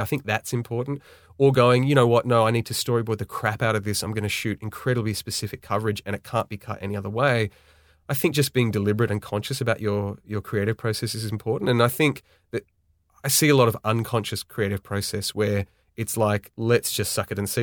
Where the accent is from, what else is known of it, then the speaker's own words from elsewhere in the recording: Sydney, New South Wales, Australia; born and raised in Sydney, Australia.